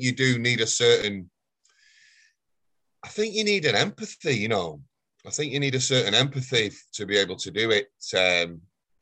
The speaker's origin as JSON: {"language": "English", "town": "Failsworth", "region": "North West England", "country": "United Kingdom", "tie": "born or raised there", "also_born_or_lived": "Oldham", "said": "I grew up in Failsworth."}